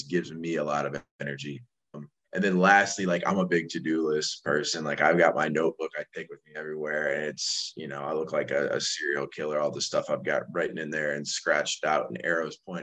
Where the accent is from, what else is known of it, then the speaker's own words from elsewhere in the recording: Bryan, Ohio, United States; moved away; my hometown in Tiny Bryan, Ohio.